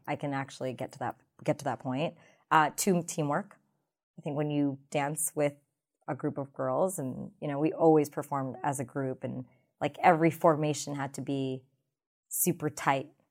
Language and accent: English; United States; I'm a South Asian American.